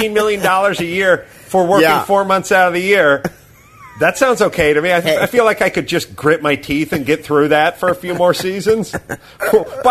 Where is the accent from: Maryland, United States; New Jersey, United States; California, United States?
California, United States; North Hollywood; I was born and raised in North Hollywood